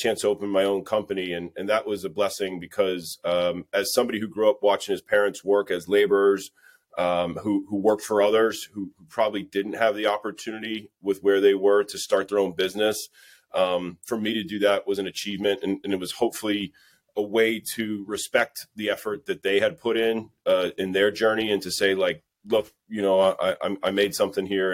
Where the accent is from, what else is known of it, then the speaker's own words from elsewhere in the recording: United States; being American born, but of course, you know, two Irish parents and considering myself Irish